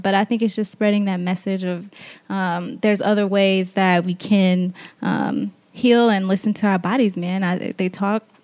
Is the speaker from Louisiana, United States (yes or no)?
yes; Lake Charles, Louisiana, United States; I'm from Louisiana